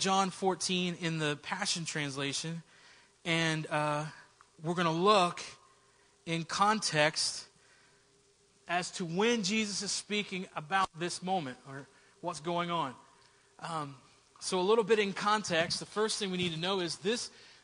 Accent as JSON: {"language": "English", "region": "Southern West Virginia", "country": "United States", "tie": "born or raised there", "said": "I grew up in Southern West Virginia"}